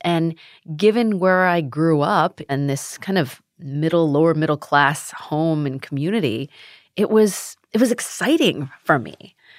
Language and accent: English; United States; also born or lived in Sacramento, California; being Asian American